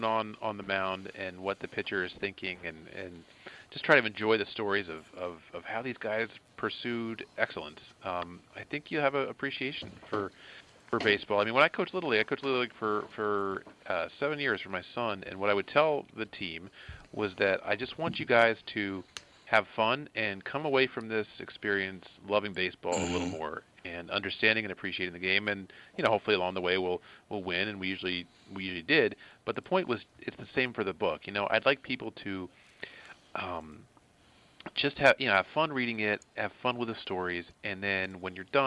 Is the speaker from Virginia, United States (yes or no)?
no; outside Philadelphia, Pennsylvania, United States; I grew up outside Philadelphia.